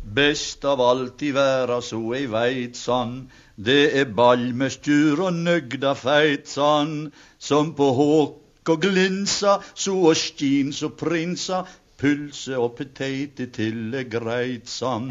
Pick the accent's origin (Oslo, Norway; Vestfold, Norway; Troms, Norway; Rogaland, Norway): Rogaland, Norway; Bryne; Bryne, der jeg kommer fra